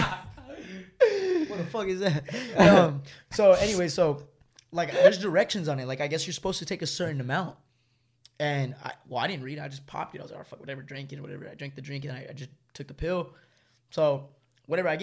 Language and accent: English; Los Angeles, California, United States; I'm from